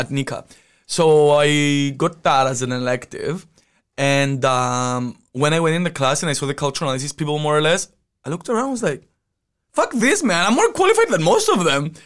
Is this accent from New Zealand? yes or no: no; Cyprus; moved away; I'm from Cyprus." Yes, I'm Mediterranean